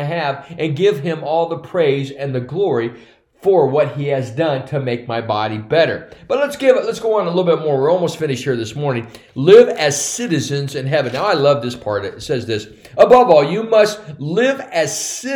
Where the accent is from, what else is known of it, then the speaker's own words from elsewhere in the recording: United States; By my physical birth, I'm a citizen of the United States of America.